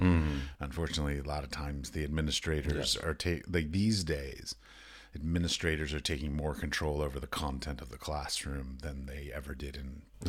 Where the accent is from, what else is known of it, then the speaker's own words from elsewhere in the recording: United States; moved away as an adult; also born or lived in United Arab Emirates / Europe; I was raised in the United States.